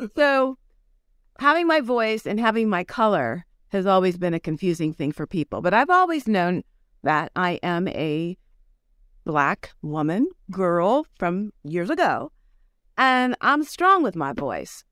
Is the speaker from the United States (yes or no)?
yes; New Richmond, Ohio, United States; I grew up in New Richmond, which is like a Mayberry town